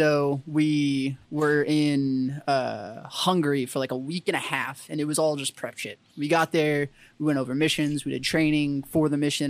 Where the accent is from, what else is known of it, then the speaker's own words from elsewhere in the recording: San Antonio, Texas, United States; And I'm like, no, I'm in from San Antonio.